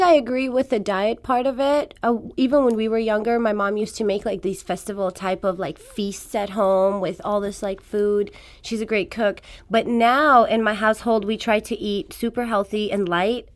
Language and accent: English; Afghanistan; first language Farsi; English is a second language; moved away; I was born in Afghanistan, so my first language is Farsi.